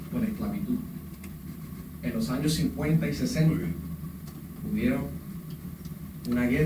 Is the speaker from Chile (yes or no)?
no; Dominican Republic; also born or lived in United States; now in New York, United States; yo soy dominicano, yo amo a mis países